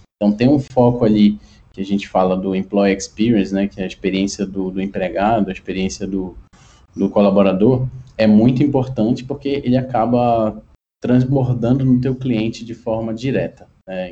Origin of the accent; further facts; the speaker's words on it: Pará, Brazil; moved away as an adult; now in São Paulo, Brazil; sou paraense de, de de nascimento, mas já moro em São Paulo há algum tempo. E iniciei minha carreira ali em Belém do Pará